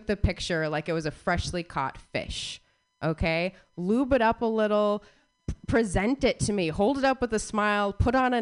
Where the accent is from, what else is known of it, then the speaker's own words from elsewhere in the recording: Phoenix, Arizona, United States; moved away as an adult; now in Bay Area, United States; I was born and raised in Phoenix, Arizona